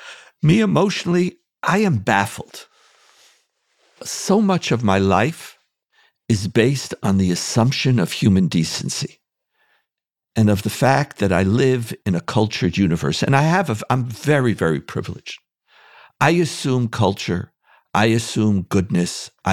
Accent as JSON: {"language": "English", "country": "Canada", "tie": "born or raised there", "also_born_or_lived": "United States / Israel", "said": "I have lived a privileged life growing up in Canada, United States, Israel."}